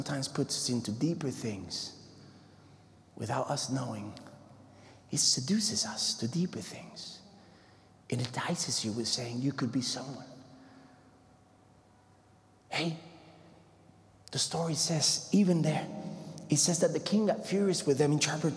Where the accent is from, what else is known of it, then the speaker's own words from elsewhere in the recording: Puerto Rico; moved away; I come from the Puerto Rico, the Caribbean